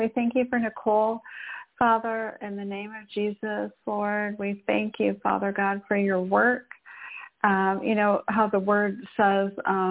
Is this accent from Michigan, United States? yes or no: yes; Michigan, United States; I was raised in Michigan